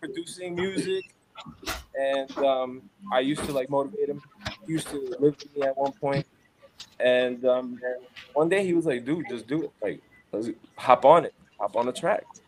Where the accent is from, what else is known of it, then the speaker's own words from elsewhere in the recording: New York City, New York, United States; now in Phoenix, United States; I'm from Crown Heights, Brooklyn. Grew up there